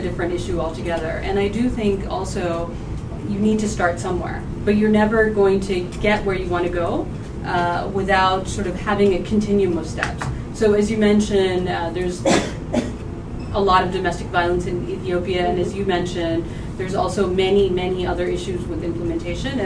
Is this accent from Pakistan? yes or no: yes; Pakistan; I'm from Pakistan.